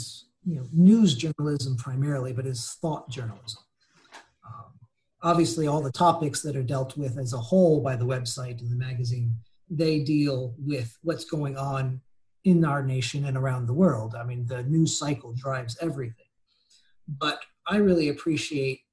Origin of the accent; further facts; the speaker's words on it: United States; moved away as an adult; also born or lived in Cairo, Egypt / Tunisia / Jordan / Mauritania; now in Beirut, Lebanon; as an American